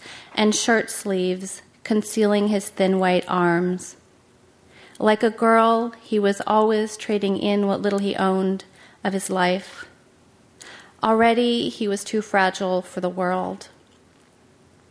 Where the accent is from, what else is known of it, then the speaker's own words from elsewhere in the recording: Aptos, California, United States; being from Aptos